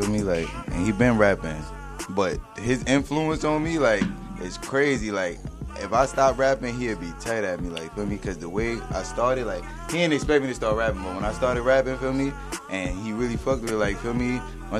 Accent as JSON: {"language": "English", "town": "Brooklyn", "region": "New York", "country": "United States", "said": "Yeah, I'm from Cypress. Cypress Projects."}